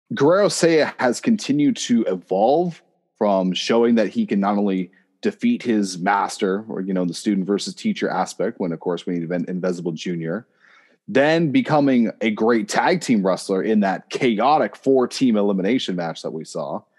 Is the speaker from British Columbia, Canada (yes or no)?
no; Oshawa, Ontario, Canada; I am from Oshawa